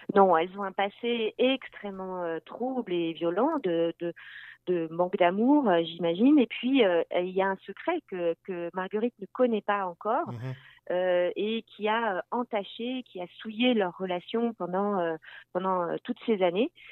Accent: France; also born or lived in Landes; now in Quebec, Canada; je viens de France

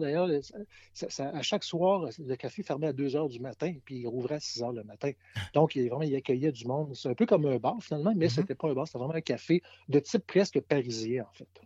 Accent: Quebec City, Quebec, Canada; j'ai grandi dans le Vieux-Québec, je suis né dans le Vieux-Québec, j'ai grandi dans le Vieux-Québec

